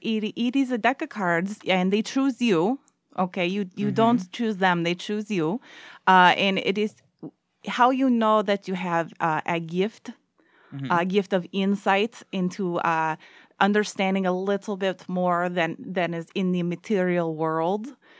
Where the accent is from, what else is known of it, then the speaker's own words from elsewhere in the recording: Green Bay, Wisconsin, United States; now in Milwaukee, United States; I was born and raised Green Bay.